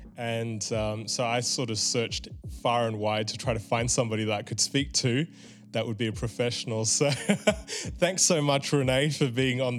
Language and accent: English; Melbourne, Victoria, Australia; I was a 7-year-old kid growing up in Melbourne